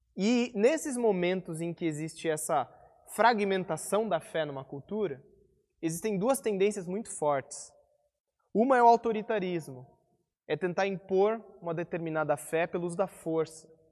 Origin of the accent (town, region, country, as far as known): Brazil; also born or lived in interior of São Paulo; now in Curitiba, Brazil